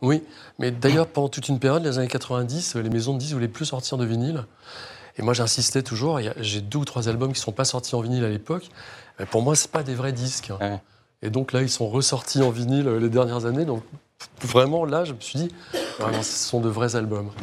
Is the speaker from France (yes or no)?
yes; Rennes, Brittany, France; je suis de Rennes, ah. d'adoption, mais je suis arrivé à Rennes à l'âge de 8 ans